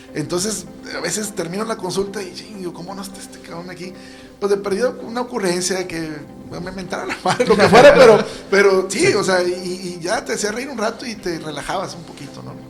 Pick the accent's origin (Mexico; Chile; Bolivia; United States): Mexico; Monterrey, Nuevo León; yo mis orígenes y, donde me mantengo actualmente trabajando es en la colonia moderna. Una colonia popular aquí en Monterrey